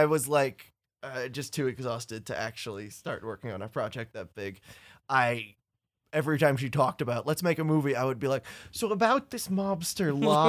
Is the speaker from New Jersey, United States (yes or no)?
yes; New Jersey, United States; I'm from North Jersey.